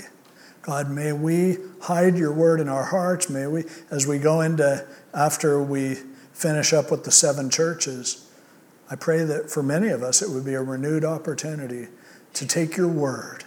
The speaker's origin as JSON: {"language": "English", "country": "United States", "said": "as an American"}